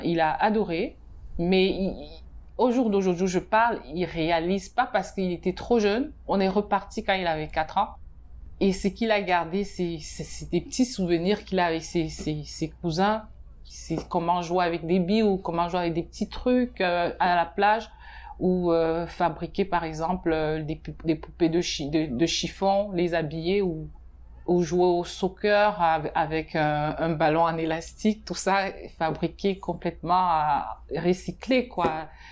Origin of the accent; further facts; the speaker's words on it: Cameroon; also born or lived in Benin / Madagascar; now in Canada; je suis née au Cameroun, mais j'ai vécu dans ces deux pays-là.